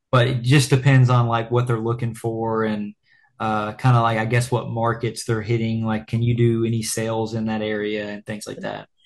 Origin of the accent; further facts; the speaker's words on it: Lexington, Kentucky, United States; we're from Lexington, Kentucky